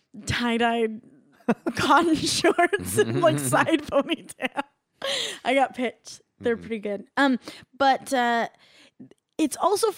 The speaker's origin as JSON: {"language": "English", "region": "Southern California", "country": "United States", "tie": "born or raised there", "said": "I grew up in Southern California, so I went to Disneyland and Knott's Berry Farm."}